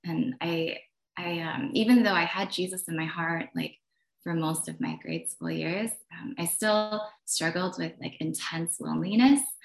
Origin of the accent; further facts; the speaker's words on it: Poughkeepsie, New York, United States; also born or lived in New Jersey; when I was around nine, I moved from New Jersey to um, where I lived in a predominantly Korean town, where I felt really comfortable and just really confident in my own skin. And then I ended up moving to upstate New York and Poughkeepsie